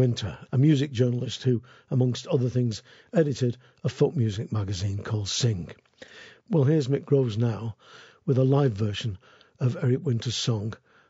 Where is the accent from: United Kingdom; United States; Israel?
United Kingdom; Manchester, North West England; people would say, where are you from? And I'd say, Manchester.